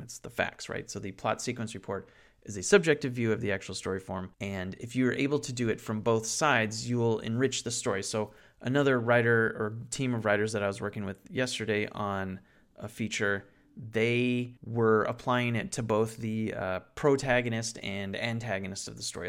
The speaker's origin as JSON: {"language": "English", "town": "Santa Clarita", "region": "California", "country": "United States", "tie": "born or raised there", "said": "my hometown of Santa Clarita in Valencia, New Hall"}